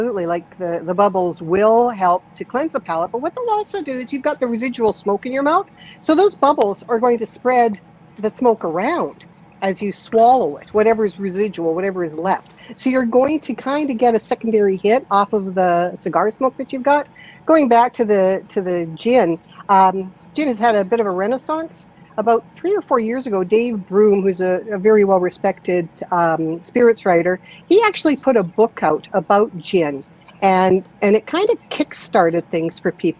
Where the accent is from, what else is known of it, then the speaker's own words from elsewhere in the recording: Alberta, Canada; I grew up in Alberta